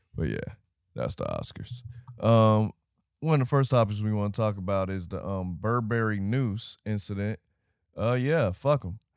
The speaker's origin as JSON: {"language": "English", "town": "Miami", "region": "Florida", "country": "United States", "tie": "born or raised there", "said": "grew up in Florida. I grew up in Miami."}